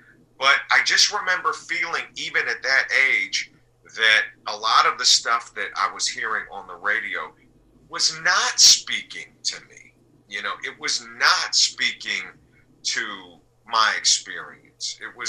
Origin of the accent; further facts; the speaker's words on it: Salt Lake City, Utah, United States; I was coming from Salt Lake City. You know, I was like a 4-year-old or a 5-year-old coming from Salt Lake City, you know.